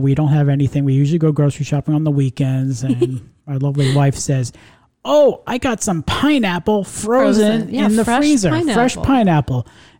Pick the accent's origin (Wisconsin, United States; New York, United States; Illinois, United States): New York, United States; now in Florida, United States; my close buddy of mine I went to school with when growing up in New York